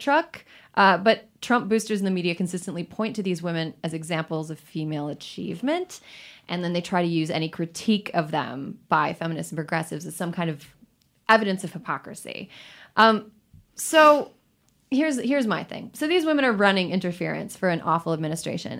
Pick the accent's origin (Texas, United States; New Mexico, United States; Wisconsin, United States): Wisconsin, United States; I am from Wisconsin. We do churn our own butter there.